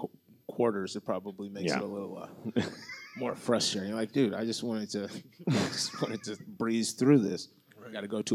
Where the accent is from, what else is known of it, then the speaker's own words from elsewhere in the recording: Kenosha, Wisconsin, United States; we are from Kenosha, Wisconsin, right? So if you've been listening to the podcast, you know where I'm from, right?